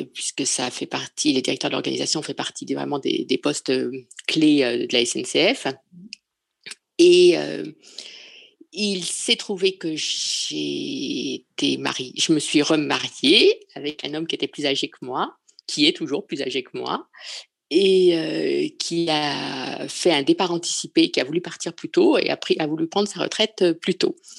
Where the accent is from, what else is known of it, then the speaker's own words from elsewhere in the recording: Paris, Île-de-France, France; moved away as an adult; now in Provence, France; je suis parisienne. Je suis une vraie Parisienne, mais je vis dans un petit village de Provence